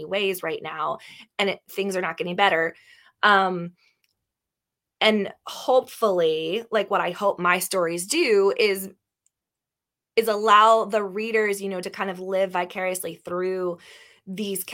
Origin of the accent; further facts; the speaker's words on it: Northern Panhandle of West Virginia, United States; I grew up in the Northern Panhandle of West Virginia